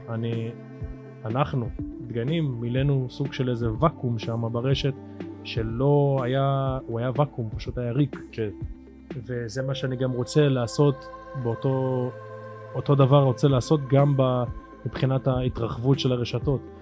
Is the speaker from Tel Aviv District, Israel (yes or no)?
no; Afula, Northern District, Israel; אני פה מגיל אפס